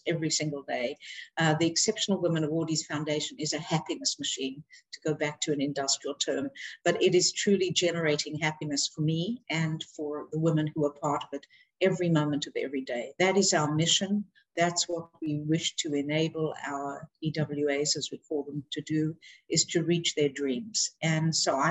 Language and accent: English; South Africa; growing up in South Africa, I was growing up in a very privileged environment